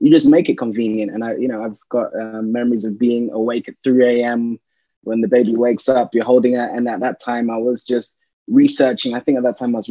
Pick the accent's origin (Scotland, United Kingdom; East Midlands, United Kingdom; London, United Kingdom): London, United Kingdom; I'm a Londoner. Been in London all my life.